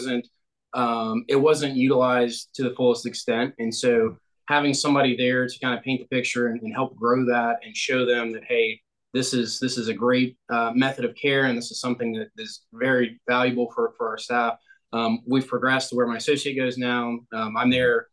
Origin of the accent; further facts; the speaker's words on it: Ohio, United States; now in Greenville, United States; I am originally from Ohio and currently in Greenville, South Carolina.